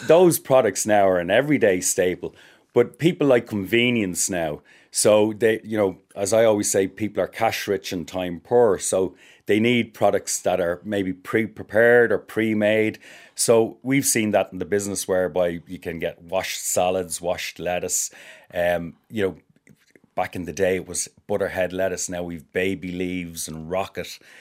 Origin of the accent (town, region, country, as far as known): Ireland